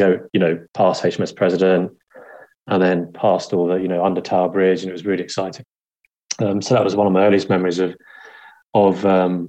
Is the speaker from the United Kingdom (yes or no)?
yes; London, United Kingdom; moved away; also born or lived in Ashford area, Kent; I was born in London, southeast London, in the 70s